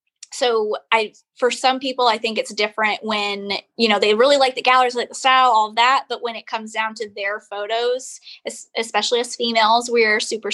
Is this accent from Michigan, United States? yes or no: yes; Waterford, Michigan, United States; moved away as an adult; now in Charleston, United States; the town that I'm from is called Waterford